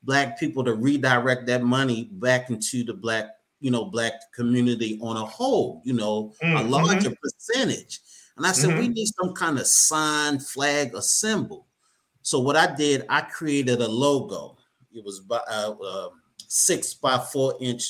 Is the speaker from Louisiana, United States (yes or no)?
no; Baltimore, Maryland, United States; Born and raised in Baltimore, Maryland.